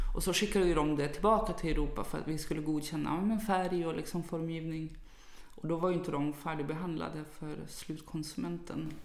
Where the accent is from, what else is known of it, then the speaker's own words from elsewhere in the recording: Umeå, Västerbotten County, Sweden; moved away; jag kommer ju från Umeå ursprungligen